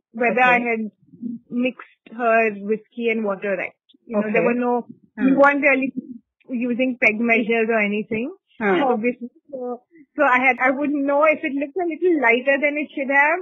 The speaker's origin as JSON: {"language": "English", "town": "Hyderabad", "region": "Telangana", "country": "India", "tie": "born or raised there", "said": "I grew up in Hyderabad"}